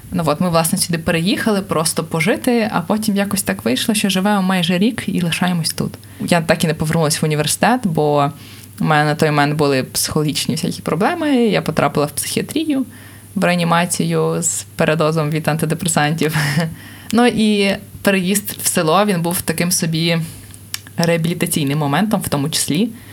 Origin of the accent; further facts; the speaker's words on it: Kharkiv, Kharkiv Oblast, Ukraine; Я сама з Харкова, це в принципі місто мільйонник, але я жила в приватному будинку